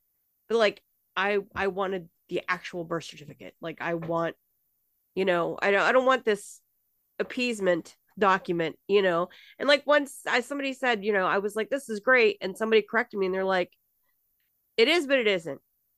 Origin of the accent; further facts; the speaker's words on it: Pittsburgh, Pennsylvania, United States; born there; I was born in Pittsburgh.